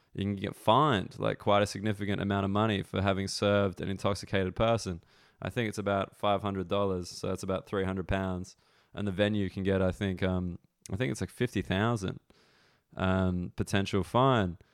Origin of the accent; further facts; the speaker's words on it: Australia; now in London, United Kingdom; I'm from Australia